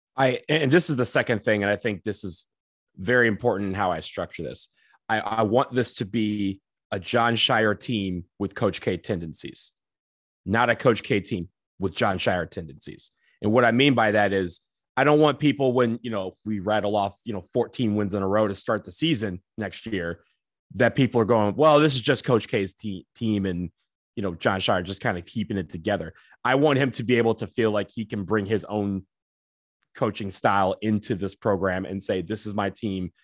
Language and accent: English; Michigan, United States; I'm from Michigan